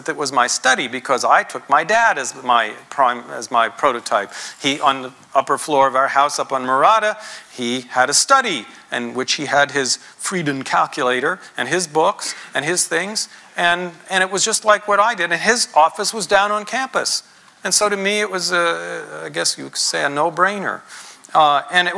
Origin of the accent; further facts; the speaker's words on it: United States; being American